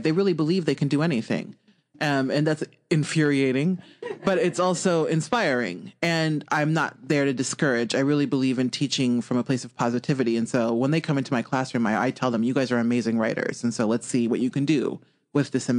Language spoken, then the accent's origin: English; Omaha, Nebraska, United States; I grew up in West Omaha. So Omaha is the biggest city in Nebraska.